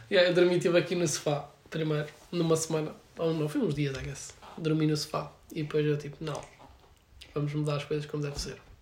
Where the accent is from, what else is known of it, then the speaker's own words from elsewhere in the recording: Alenquer, Lisbon, Portugal; moved away; tenho vinte e um anos e venho de Alenquer